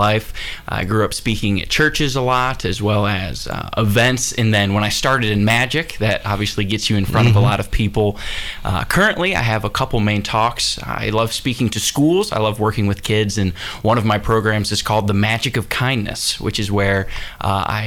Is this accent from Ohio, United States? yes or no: yes; Cleveland, Ohio, United States; moved away as an adult; also born or lived in Pensacola, Florida; Originally, I'm from Cleveland, Ohio, and grew up there